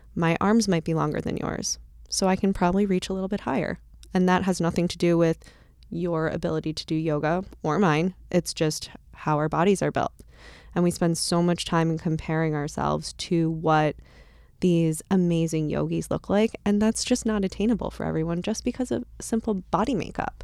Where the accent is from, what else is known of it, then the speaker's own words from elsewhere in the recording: Bloomfield Hills, Michigan, United States; I catered out of a country club in, in my hometown